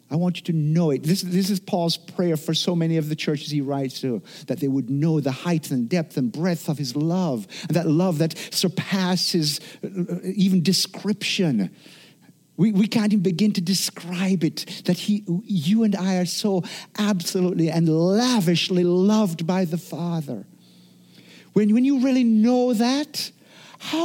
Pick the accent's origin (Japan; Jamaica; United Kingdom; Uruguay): Jamaica; now in United States; I grew up in Jamaica where it wasn't uncommon for, you know, on an evening, all of a sudden, all the power just goes